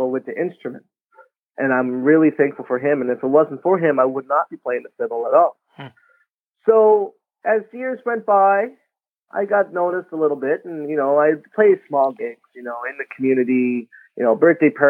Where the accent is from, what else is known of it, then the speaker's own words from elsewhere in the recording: Wagmatcook First Nation, Cape Breton, Nova Scotia, Canada; I went home to my hometown of Waigamah First Nation